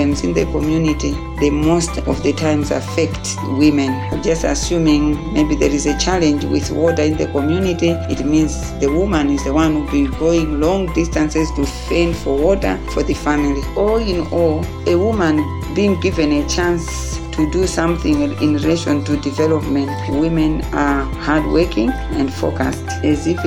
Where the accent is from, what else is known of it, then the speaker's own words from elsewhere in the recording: Kundai village, T/A Maganga, Salima district, Central Region, Malawi; I come from Kundai village, Te Maganga in Salima district